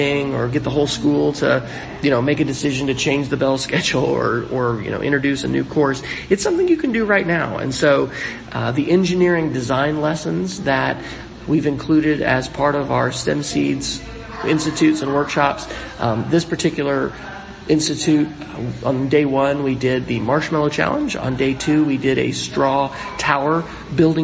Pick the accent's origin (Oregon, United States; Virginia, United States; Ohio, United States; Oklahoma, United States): Oklahoma, United States; my home state of Oklahoma